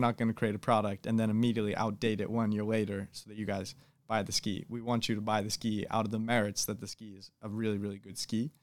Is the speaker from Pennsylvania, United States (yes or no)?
no; Boston, Massachusetts, United States; I'm from Boston, Massachusetts, or the suburbs of Boston, Massachusetts